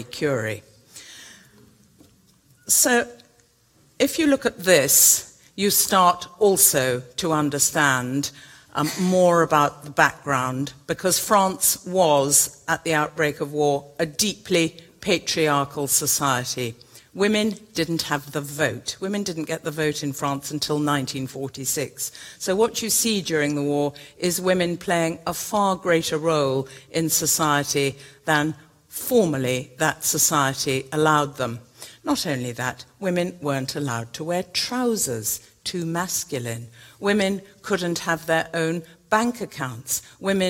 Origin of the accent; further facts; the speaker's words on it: England, United Kingdom; as an English woman